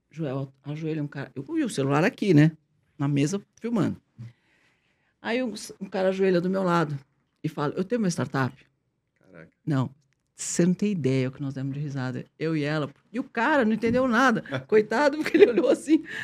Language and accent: Portuguese; Brazil; sou brasileiro